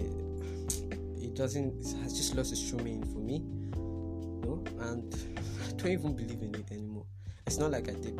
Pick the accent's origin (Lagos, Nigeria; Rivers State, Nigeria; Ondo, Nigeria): Rivers State, Nigeria; Port Harcourt; I'm from Port Harcourt